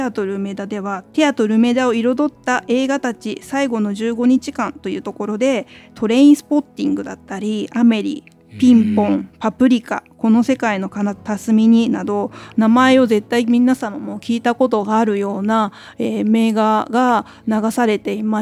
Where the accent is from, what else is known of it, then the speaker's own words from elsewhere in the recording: Osaka, Japan; moved away as an adult; now in Tokyo, Japan; 実は…も大阪の、え中津という梅田から一駅離れたところを出身でして